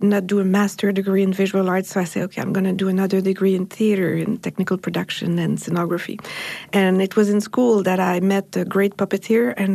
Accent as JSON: {"language": "English", "town": "Montreal", "region": "Quebec", "country": "Canada", "said": "I come from Montreal in Canada, and I'm the director of Castelier"}